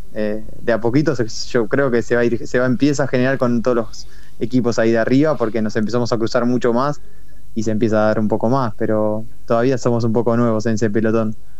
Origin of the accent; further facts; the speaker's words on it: Argentina; moved away as an adult; also born or lived in Madrid, Spain / Netherlands / Belgium; somos eh, bastantes argentinos dando vueltas.